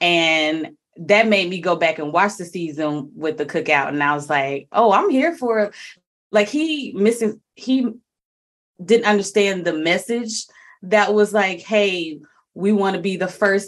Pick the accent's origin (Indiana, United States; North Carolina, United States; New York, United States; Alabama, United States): Alabama, United States; I'm from Alabama.